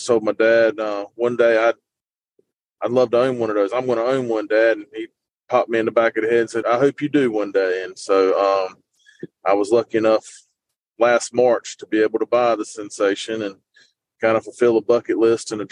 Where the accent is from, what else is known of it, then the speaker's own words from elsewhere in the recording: New Bern, North Carolina, United States; I grew up in New Bern, North Carolina, which is about 30 minutes west of Morehead City